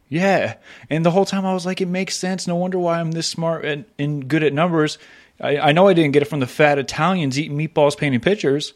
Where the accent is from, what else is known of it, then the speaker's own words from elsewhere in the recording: Florida, United States; I grew up in Florida